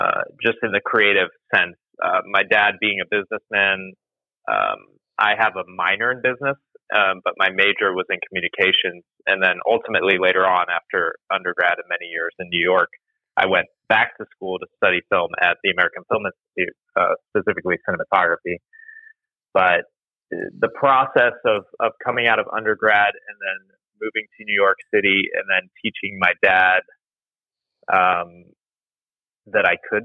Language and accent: English; Nottingham, England, United Kingdom; born there; also born or lived in Spain; I was born in England.